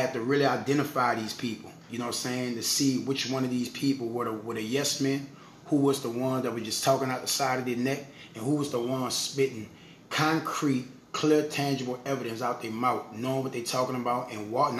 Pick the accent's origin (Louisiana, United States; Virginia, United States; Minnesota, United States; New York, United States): Louisiana, United States; New Orleans; I do a lot of things in the community in my hometown, New Orleans.